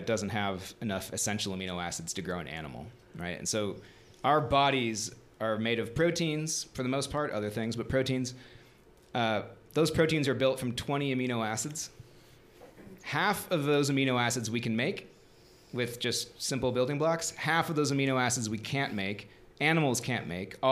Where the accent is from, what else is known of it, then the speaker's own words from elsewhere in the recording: Midwest, United States; moved away; also born or lived in Tucson, Arizona; I grew up in the Midwest